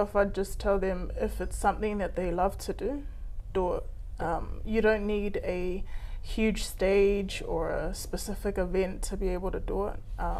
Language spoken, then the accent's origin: English; Hawaii, United States; I'm from Hawaii, so that's that all came from that very humble Instagram page that we started off with some interesting layouts.